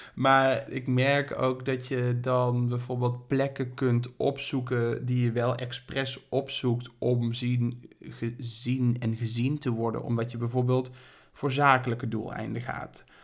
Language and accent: Dutch; Berlicum, North Brabant, Netherlands; now in Amsterdam, Netherlands; ik kom uit Berlicum.